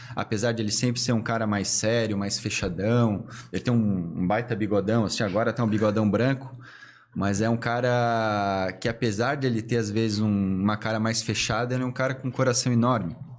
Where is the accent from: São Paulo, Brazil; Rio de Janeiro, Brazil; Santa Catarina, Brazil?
Santa Catarina, Brazil; Blumenau; also born or lived in Tubarão; eu me considero blumenauense de raiz